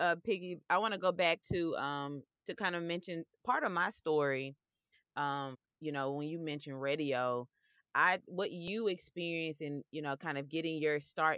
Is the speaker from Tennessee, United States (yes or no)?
yes; Memphis, Tennessee, United States; my hometown of Memphis